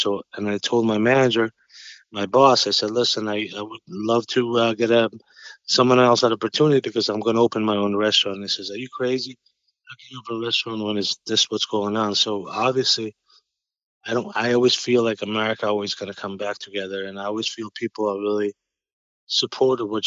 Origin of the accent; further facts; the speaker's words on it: Albania; English is a second language; moved away as an adult; also born or lived in New York; now in Boston, United States; I grew up in Albania. I grew up as a farmer, and I left when I was 20